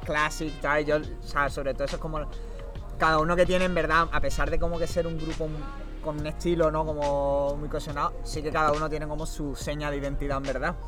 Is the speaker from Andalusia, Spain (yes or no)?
yes; Málaga, Andalusia, Spain; soy de aquí de Málaga de toda la vida